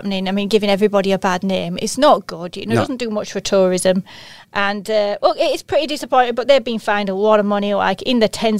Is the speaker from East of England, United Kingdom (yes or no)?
no; Yorkshire and the Humber, United Kingdom; as a Yorkshire lass